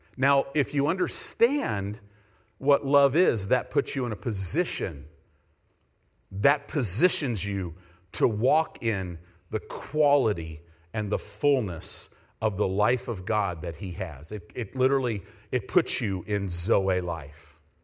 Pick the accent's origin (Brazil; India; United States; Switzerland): United States; we're American Christians.